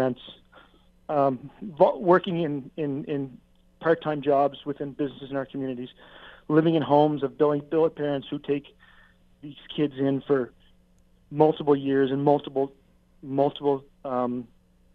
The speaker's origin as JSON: {"language": "English", "region": "Nova Scotia", "country": "Canada", "also_born_or_lived": "Quebec", "moved": "as an adult", "lives_now": "Canadian Prairies, Canada", "said": "I'm from the East Coast. I'm from Nova Scotia, but I lived in Central Canada, lived in Quebec for 20 years, and now I'm on the prairies"}